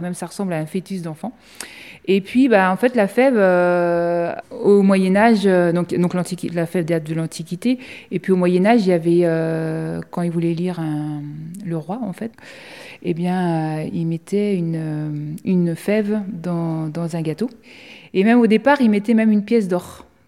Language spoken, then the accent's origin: French; France; nous, en tant que Français